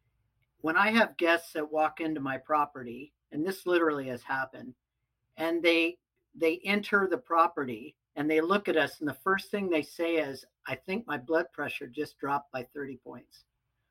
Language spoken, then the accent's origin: English; Pacific Northwest, United States; I grew up in the Pacific Northwest